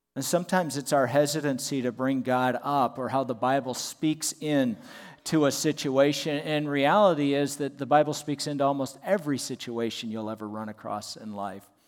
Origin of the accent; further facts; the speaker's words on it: Southern California, United States; moved away; I was in Southern California near my hometown